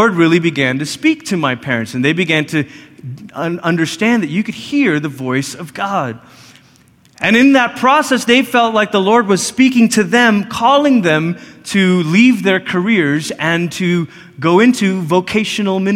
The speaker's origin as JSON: {"language": "English", "country": "Malaysia", "tie": "born or raised there", "moved": "yes", "said": "I grew up in Malaysia, which is about as far as you can go on the other side of the world before you start coming back"}